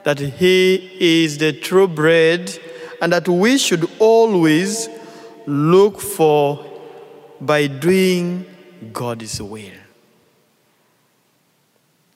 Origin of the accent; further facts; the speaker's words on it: Tororo, Eastern Region, Uganda; from Tororo Archdiocese in Uganda